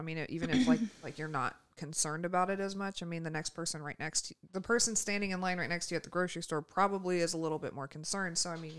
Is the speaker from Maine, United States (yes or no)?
no; California, United States; I'm from California, man.